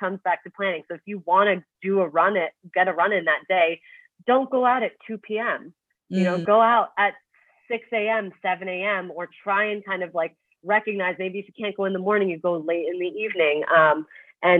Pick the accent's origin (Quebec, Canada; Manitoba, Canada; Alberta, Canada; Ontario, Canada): Ontario, Canada; Toronto; now in Manhattan, United States; I'm from Toronto, so I'm used to like snow, you know, and like cold weather